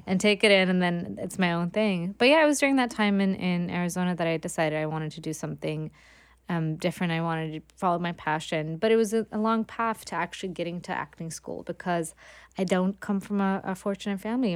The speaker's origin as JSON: {"language": "English", "town": "Gothenburg", "region": "Västra Götaland", "country": "Sweden", "tie": "born or raised there", "moved": "as an adult", "lives_now": "New York, United States", "said": "growing up in Sweden"}